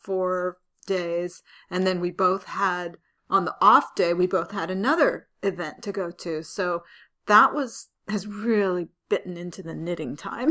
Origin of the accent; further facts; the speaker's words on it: San Francisco, California, United States; I was born and raised in San Francisco